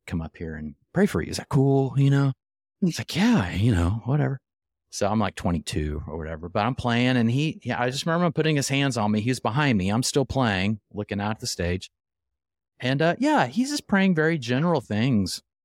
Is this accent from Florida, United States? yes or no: no; Oklahoma City, Oklahoma, United States; I grew up in Oklahoma City